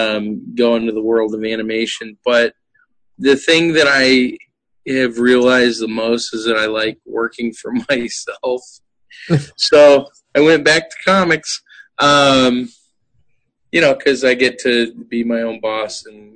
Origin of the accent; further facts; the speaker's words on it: Virginia Beach, Virginia, United States; moved away; I grew up in Virginia Beach, so I was at Mount Trashmore a lot.